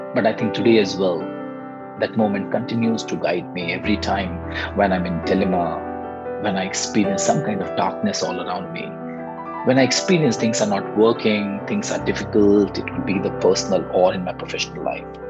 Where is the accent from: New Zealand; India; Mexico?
India; I'm from India.